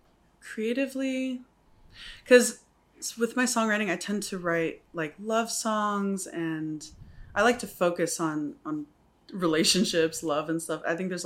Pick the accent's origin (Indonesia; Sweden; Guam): Guam; also born or lived in Texas, United States; now in Samoa; So I was born in Pongo, and my dad is white, my mom is Samoan, and he's a pilot. So we moved around a lot. I was raised in Guam mostly, and Texas, and then Guam.